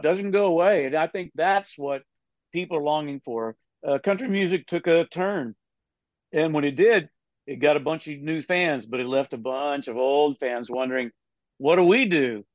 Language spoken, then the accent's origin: English; Texas, United States; now in Nashville, United States; I'm from Texas